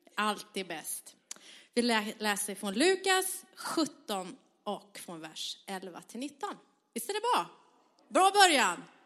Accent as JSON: {"language": "Swedish", "region": "southern Sweden", "country": "Sweden", "tie": "born or raised there", "said": "jag är uppvuxen i södra Sverige"}